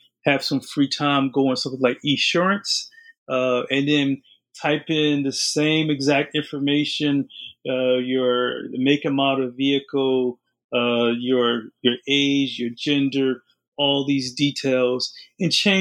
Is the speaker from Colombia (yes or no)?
no; New Jersey, United States; I'm from New Jersey. My family's from New Jersey